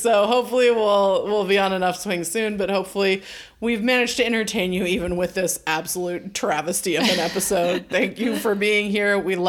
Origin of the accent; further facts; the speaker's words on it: California, United States; We're from Cal.